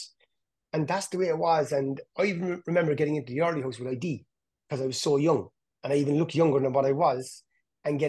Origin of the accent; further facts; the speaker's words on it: Cork, Munster, Ireland; where I grew up in Hollyville